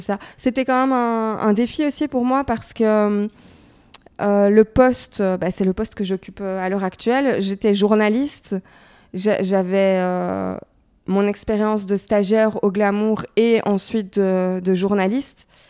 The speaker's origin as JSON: {"language": "French", "town": "Brussels", "region": "Brussels-Capital Region", "country": "Belgium", "also_born_or_lived": "Paris", "said": "je viens de Bruxelles"}